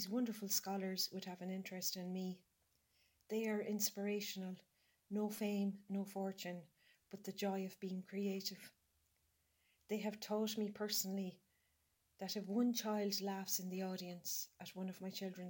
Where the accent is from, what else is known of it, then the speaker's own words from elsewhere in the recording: Tuam, Connacht, Ireland; My earliest memories of growing up in Tuam